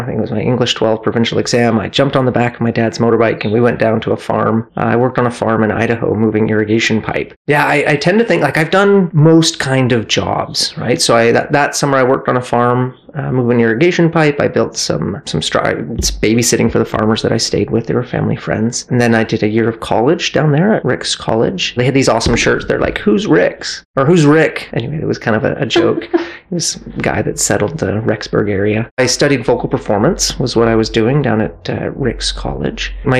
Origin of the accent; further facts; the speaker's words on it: Cardston, Alberta, Canada; also born or lived in Victoria; I was born in Victoria, British Columbia a long time ago. We were there for a couple years and then my family moved out to southern Alberta, small town of Cardston. We spent about 8 years.